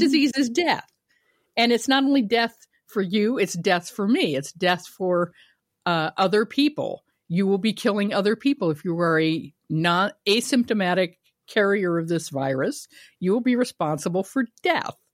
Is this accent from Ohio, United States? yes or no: yes; Kent, Ohio, United States; moved away; also born or lived in Ravenna, Ohio; I was born in Ohio, everybody, in Ravenna, raised in Kent.